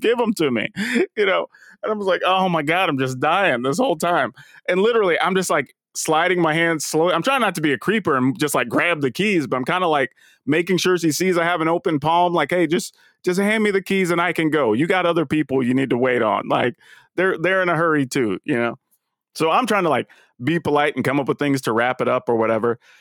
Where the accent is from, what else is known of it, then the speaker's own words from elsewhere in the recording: Texas, United States; I used to live, like, further south, but I grew up in Texas